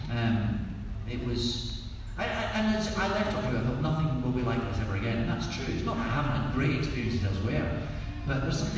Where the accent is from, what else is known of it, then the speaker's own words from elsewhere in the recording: Scotland, United Kingdom; accent: Scottish; I'm Scottish and easily embarrassed.